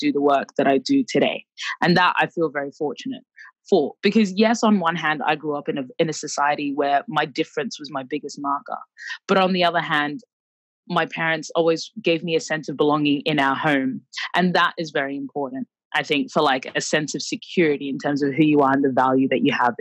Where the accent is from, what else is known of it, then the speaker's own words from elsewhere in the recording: Brisbane, Queensland, Australia; also born or lived in Khartoum, Sudan; I was born in Khartoum, the capital of Sudan. And my family moved to Australia when I was about a year and a half, almost two. And we moved to Brisbane, Australia.